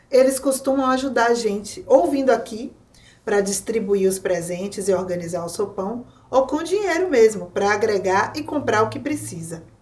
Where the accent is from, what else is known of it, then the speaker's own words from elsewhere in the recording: Recife, Pernambuco, Brazil; Eu sou de Recife, mas tenho família em São Paulo, na Bahia.